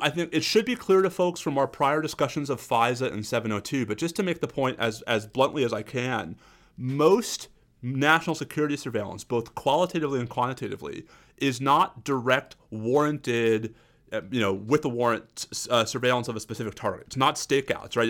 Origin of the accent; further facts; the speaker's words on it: New York, United States; As a New Yorker